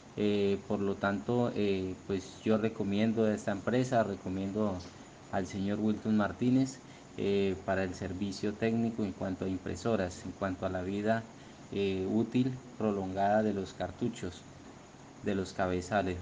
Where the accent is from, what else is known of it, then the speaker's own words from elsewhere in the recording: Colombia; soy del país de Colombia